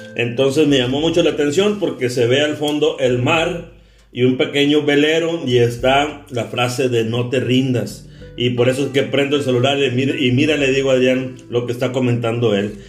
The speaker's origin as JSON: {"language": "Spanish", "town": "Carbó", "region": "Sonora", "country": "Mexico", "said": "oriundo también de donde yo también soy de Carbozo Sonora"}